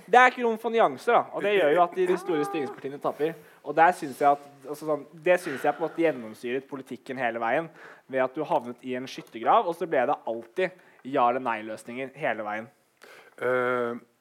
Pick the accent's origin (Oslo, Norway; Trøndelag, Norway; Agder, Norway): Oslo, Norway; now in Bergen, Norway; jeg som er 26 år, født og oppvokst i Oslo, flyttet til Bergen.